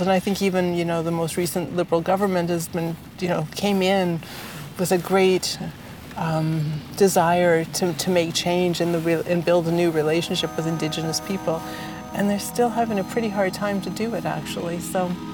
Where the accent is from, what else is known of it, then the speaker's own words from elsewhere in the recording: Peterborough, Ontario, Canada; I grew up in Peterborough, Ontario